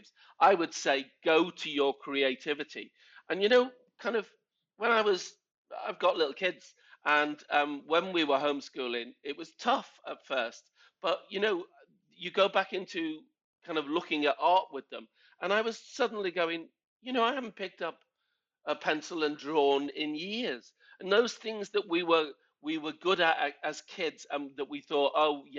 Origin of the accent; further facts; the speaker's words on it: Liverpool, North West England, United Kingdom; moved away as an adult; also born or lived in London; now in Stockport, United Kingdom; I grew up in Liverpool when the … were coming right through